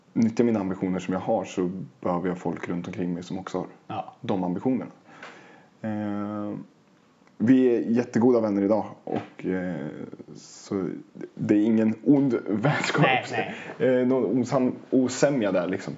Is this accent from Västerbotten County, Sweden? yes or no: no; Oxelösund, Södermanland, Sweden; moved away as an adult; now in Stockholm, Sweden; jag hade bott i Oxelösund hela mitt liv